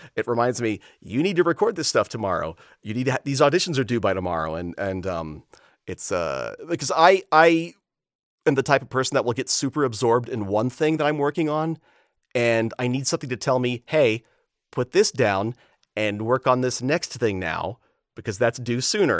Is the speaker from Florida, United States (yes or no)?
yes; Florida, United States; Growing up in Florida